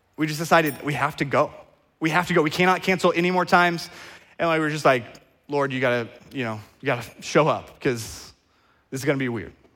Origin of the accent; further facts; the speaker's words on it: Oklahoma, United States; I grew up in Oklahoma and there is not water there